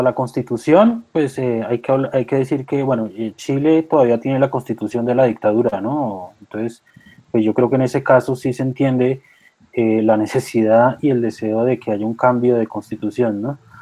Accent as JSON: {"language": "Spanish", "country": "Colombia"}